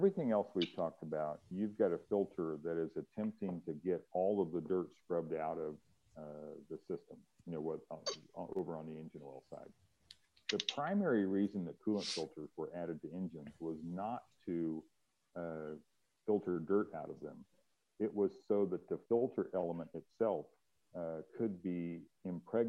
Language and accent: English; Kansas, United States; I grew up in Kansas and we had salt on the roads there all the time